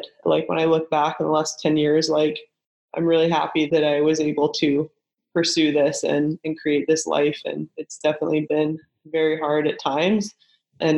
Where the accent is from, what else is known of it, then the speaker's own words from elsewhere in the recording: Kelowna, British Columbia, Canada; moved away as an adult; I was from Kelowna, BC, where not a lot of volleyball products come out of at the time